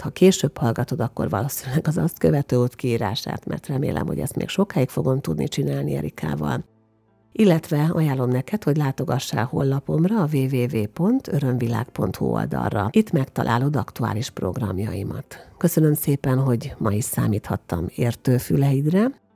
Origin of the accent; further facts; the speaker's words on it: Hungary; magyarként külföldön